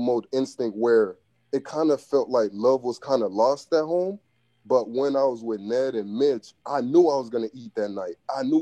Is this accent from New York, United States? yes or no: no; Miami, Florida, United States; I'm from Biscayne, so I was raised around like 79th Street, 80, 81st, 88, 85th, 86th, around that area